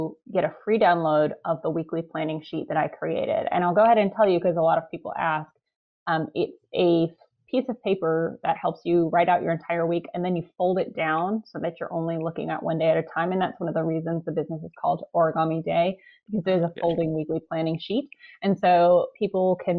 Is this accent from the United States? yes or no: yes; the North, United States; also born or lived in Chicago; I grew up in the North